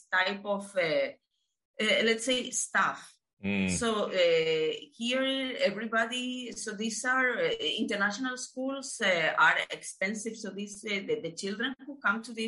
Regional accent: Spain; moved away as an adult; I left my home country, left Spain like 10 years back now.

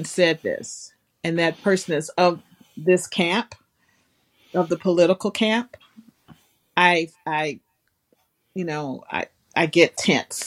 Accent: the South, United States; I'm from the South

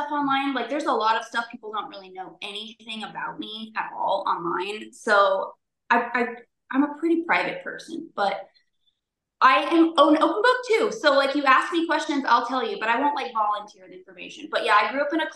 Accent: Southern California, United States; also born or lived in Newport Beach / Los Angeles / Sacramento; we grew up kind of just all over Southern California

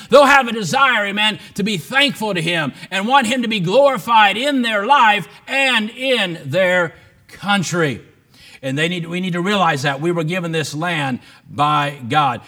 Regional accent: United States; born free as an American

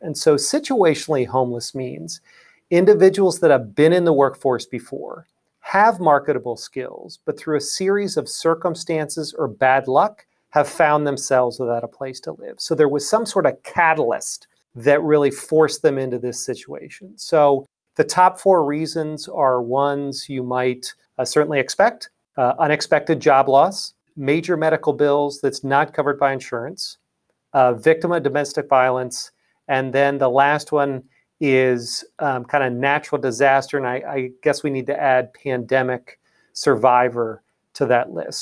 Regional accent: Lancaster, Pennsylvania, United States; moved away as an adult; also born or lived in Pittsburgh, Pennsylvania / Washington, D.C. area; I'm from Lancaster, Pennsylvania, originally

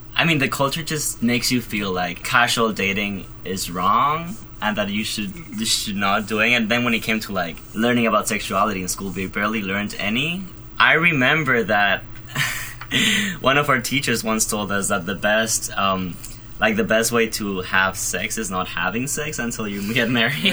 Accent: Madrid, Community of Madrid, Spain; moved away as an adult; now in Providence, United States; I am originally from Madrid, Spain

